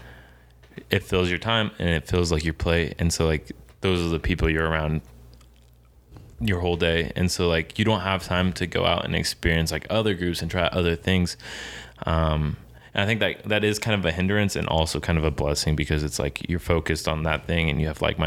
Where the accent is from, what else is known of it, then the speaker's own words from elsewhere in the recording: Kansas City, United States; moved away as an adult; also born or lived in Springfield; I'm also from Kansas City